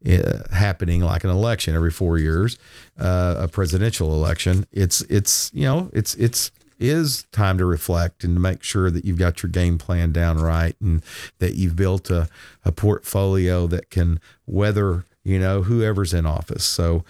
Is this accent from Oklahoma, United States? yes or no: yes; Oklahoma, United States; you realize Twister was filmed right here in Oklahoma, and big scene of that was filmed right outside my hometown.